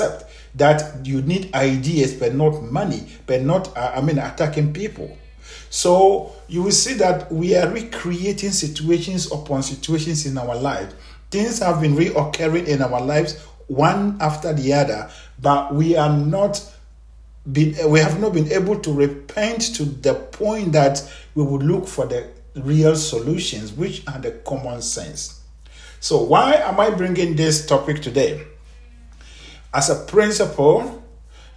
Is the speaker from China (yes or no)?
no; Ghana; I am a Ghanaian, born and raised in Ghana.